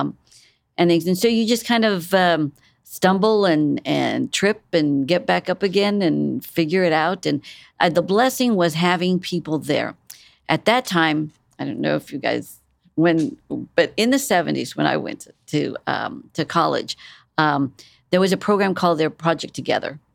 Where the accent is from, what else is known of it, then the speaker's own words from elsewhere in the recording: San Antonio, Texas, United States; moved away; also born or lived in Corpus Christi, Texas; I'm, um, originally from South Texas. Um, I was born in San Antonio